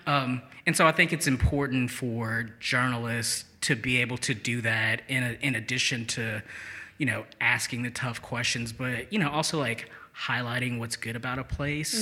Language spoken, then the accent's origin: English; St. Louis, Missouri, United States; moved away as an adult; also born or lived in Albuquerque / Seattle / Boulder; now in Jackson, United States; grew up in St. Louis, uh, okay. uh, but I haven't lived there since 2004